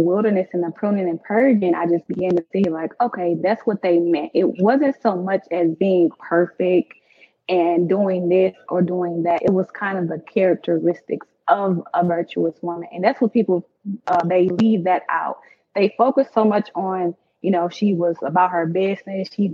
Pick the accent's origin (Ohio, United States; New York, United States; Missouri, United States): Missouri, United States; St. Louis; I'm from St. Louis